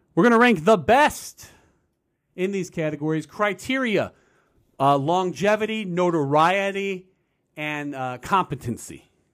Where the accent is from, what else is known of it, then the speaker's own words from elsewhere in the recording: United States; I'm an American